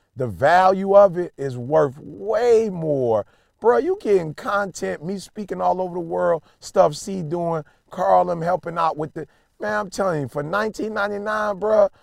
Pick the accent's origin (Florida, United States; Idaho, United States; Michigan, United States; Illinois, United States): Illinois, United States; Chicago; moved away; I'm from Chicago originally